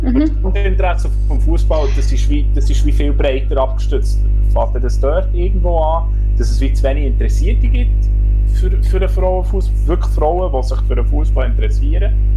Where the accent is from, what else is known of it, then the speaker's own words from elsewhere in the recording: Switzerland; als Schweizer Menschen